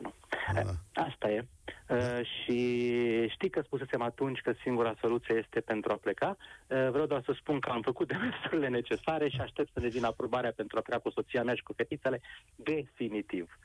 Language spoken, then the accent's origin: Romanian; Alba Iulia, Alba County, Romania; Eu sunt din Alba Iulia